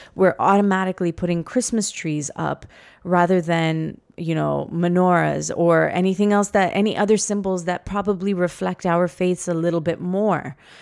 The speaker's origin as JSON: {"language": "English", "town": "Toronto", "region": "Ontario", "country": "Canada", "tie": "born or raised there", "said": "we were born and raised here in Toronto"}